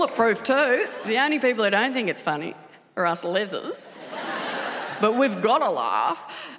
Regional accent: Tasmania, Australia; I'm from Tasmania. Lovely place, famous for a lot of things. Potatoes and our frighteningly small gene pool.

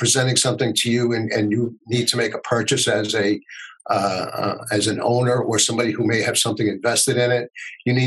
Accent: United States; as an American

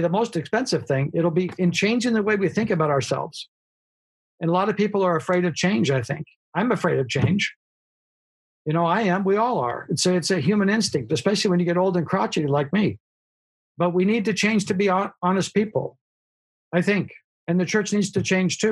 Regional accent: United States

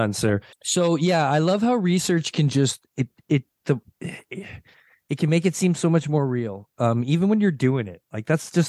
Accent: Toronto, Ontario, Canada; We're from Toronto.

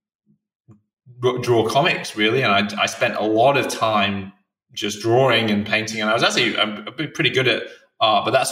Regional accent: England, United Kingdom; being English

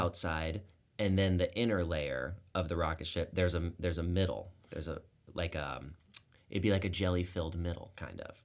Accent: Tucson, Arizona, United States; was made at the U of A. which is actually in my hometown.

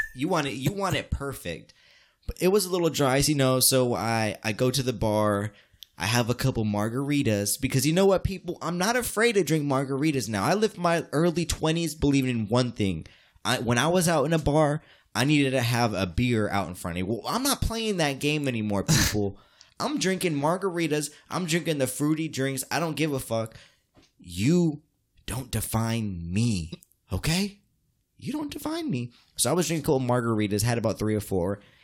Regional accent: United States; as me as American

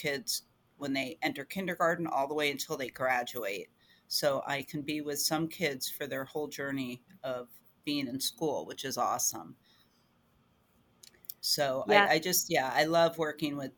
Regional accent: New Jersey, United States; moved away as an adult; now in Pennsylvania, United States; So I grew up in New Jersey. I'm originally a Jersey girl

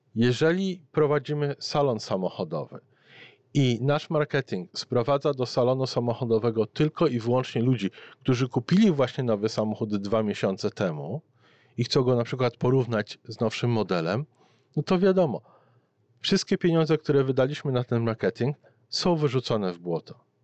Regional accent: Poland; born or raised there; moved away as an adult; now in Canada

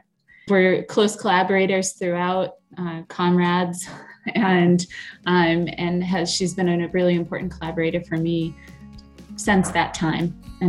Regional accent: Maine, United States; also born or lived in New Hampshire; I live in Maine, and I am from Maine, grew up also in New Hampshire

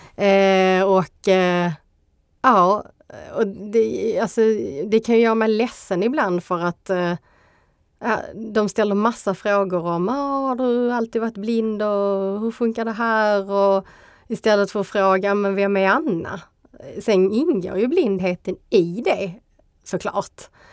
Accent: Skåne, Sweden; accent: Scanian dialect; jag är kvinna, jag är skåning

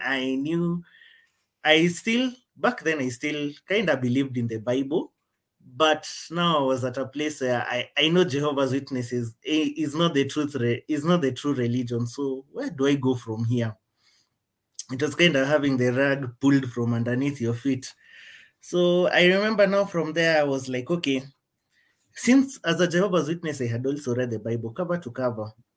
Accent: Kenya; I'm from Kenya

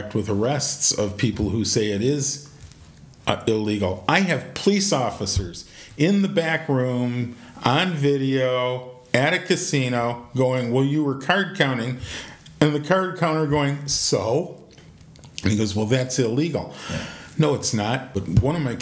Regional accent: Detroit, Michigan, United States; I'm from Detroit

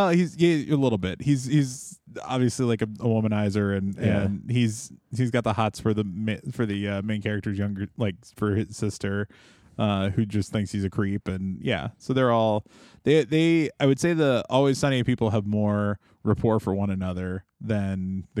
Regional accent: Minnesota, United States; I'm from Minnesota and I don't know these facts.

